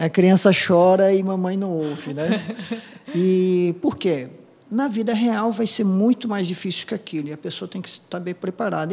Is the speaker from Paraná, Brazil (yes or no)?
yes; Apucarana, Paraná, Brazil; first language Japanese; Portuguese is a second language; moved away as an adult; also born or lived in Curitiba; Sou do interior do Paraná, de Apucarana, é, fui agricultor, né? eu trabalhava no sítio